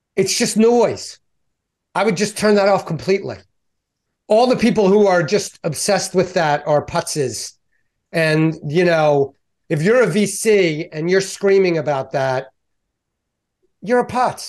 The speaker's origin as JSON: {"language": "English", "town": "Baltimore", "region": "Maryland", "country": "United States", "tie": "born or raised there", "said": "I'm Balmer, uh, born and raised."}